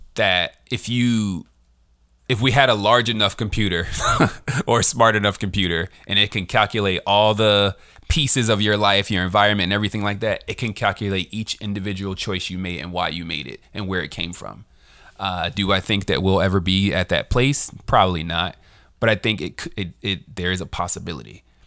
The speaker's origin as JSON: {"language": "English", "town": "Philadelphia", "region": "Pennsylvania", "country": "United States", "tie": "born or raised there", "said": "I was born in the U.S. I was raised in West Philadelphia"}